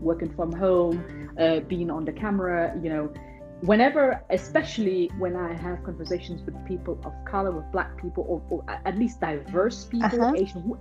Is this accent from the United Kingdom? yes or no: no; Hanover, Lower Saxony, Germany; English is a second language; born and raised in Hanover, Germany